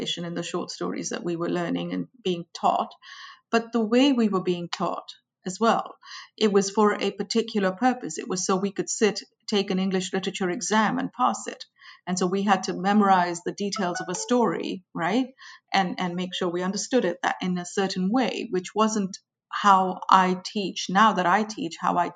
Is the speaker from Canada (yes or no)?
no; India; moved away; I grew up in India. I went to school in India